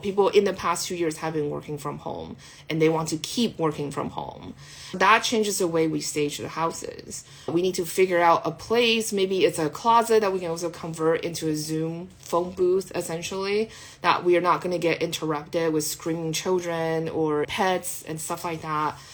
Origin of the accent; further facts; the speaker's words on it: California, United States; I'm Californian